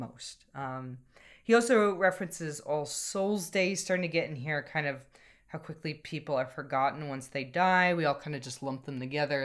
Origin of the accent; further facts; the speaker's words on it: United States; now in Ireland; something I've noticed as an American coming to Ireland